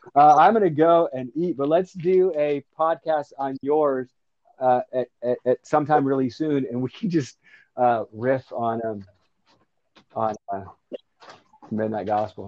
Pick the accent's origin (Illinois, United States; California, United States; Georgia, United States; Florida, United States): Florida, United States; moved away; I was from Florida